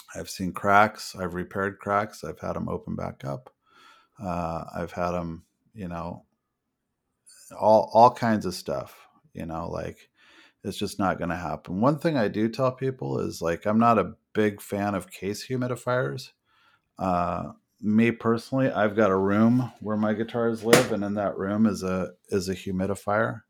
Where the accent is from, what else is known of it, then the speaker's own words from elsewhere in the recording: United States; I'm an American